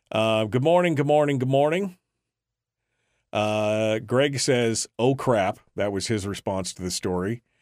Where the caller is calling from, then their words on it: Fairbanks, Alaska, United States; I'm calling from Fairbanks.